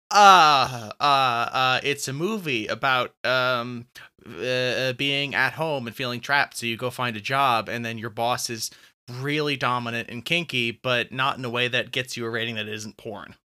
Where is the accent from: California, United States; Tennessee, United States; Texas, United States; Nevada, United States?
California, United States; now in Colorado, United States; I am from California, but I'm not now